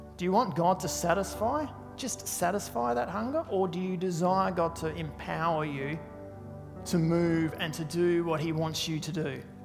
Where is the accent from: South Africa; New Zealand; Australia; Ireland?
Australia; Tasmania; I'm from Tasmania